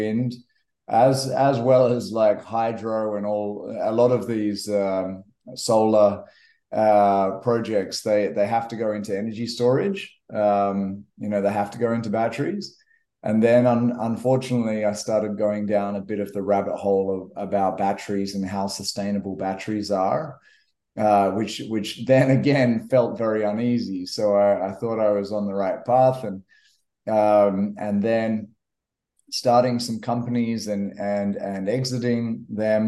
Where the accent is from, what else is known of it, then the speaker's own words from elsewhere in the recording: Western Australia, Australia; also born or lived in Kenya; I grew up in Western Australia